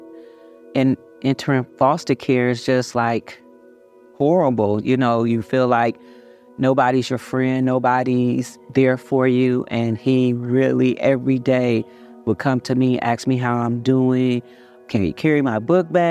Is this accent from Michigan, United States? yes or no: yes; Covert, Michigan, United States; also born or lived in Chicago, Illinois; I grew up in Covert, Michigan, very small town